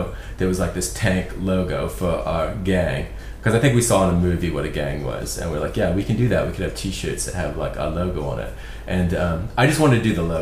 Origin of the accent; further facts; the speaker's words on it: Belfast, Northern Ireland, United Kingdom; now in Portland, United States; where I grew up, I'm from Belfast originally